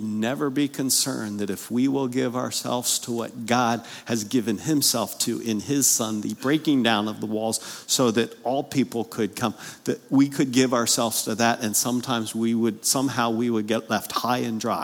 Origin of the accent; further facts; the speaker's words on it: Pennsylvania, United States; moved away; I grew up north of the Mason-Dixon line, Pennsylvania